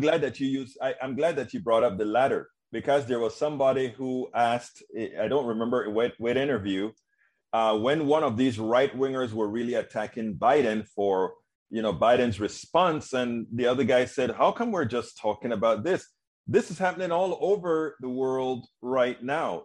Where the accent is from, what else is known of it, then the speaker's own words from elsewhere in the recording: Panama; moved away; I'm originally from Panama, Central America